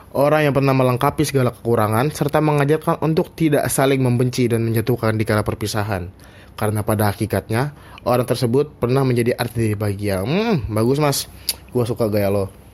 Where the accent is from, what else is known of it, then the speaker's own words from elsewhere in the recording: Central Kalimantan, Indonesia; moved away as an adult; now in Yogyakarta, Indonesia; Gua asal Kalimantan Tengah